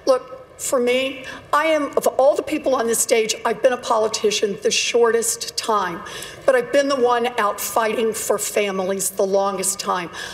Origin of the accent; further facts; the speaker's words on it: Oklahoma, United States; moved away; I grew up out in Oklahoma